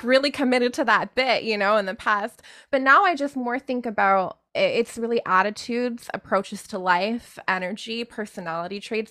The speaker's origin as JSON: {"language": "English", "country": "Canada", "tie": "born or raised there", "said": "I was born in Canada"}